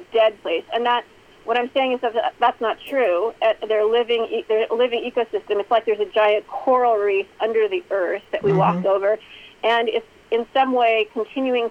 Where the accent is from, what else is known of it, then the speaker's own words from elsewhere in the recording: Illinois, United States; my home state of Illinois